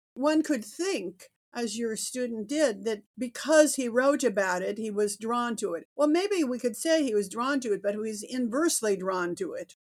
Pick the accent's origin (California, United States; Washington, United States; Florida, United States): California, United States; Berkeley; moved away as an adult; now in New York, United States; I was born in Berkeley